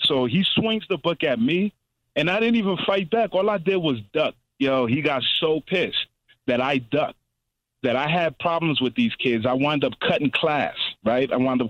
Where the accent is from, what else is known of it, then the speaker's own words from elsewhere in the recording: New York City, New York, United States; I grew up in the Bronx, right?